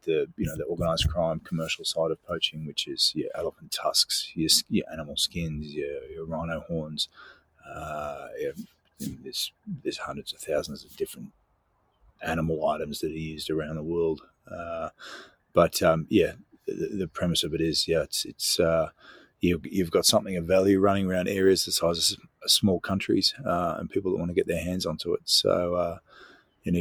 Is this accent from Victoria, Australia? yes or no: yes; Mornington, Victoria, Australia; moved away; Mornington boy